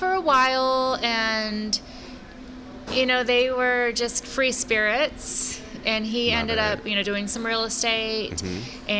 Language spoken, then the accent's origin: English; Sonoma, California, United States; So I grew up in Sonoma mostly, but then when my parents split up, you know, I would come back and forth.